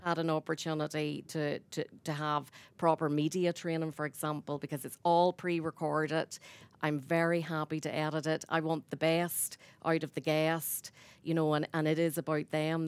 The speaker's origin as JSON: {"language": "English", "town": "Ballymena", "region": "Northern Ireland", "country": "United Kingdom", "moved": "as an adult", "lives_now": "Newcastle West, Ireland", "said": "I'm from Ballymena"}